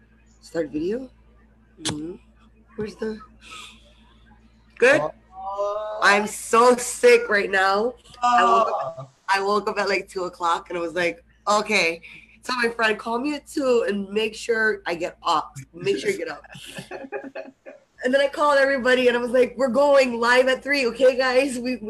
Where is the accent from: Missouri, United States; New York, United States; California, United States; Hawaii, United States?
Hawaii, United States; now in Las Vegas, United States; I'm originally from Hawaii. {S3} Went to high school with all of you guys. Moved to Vegas for personal reasons.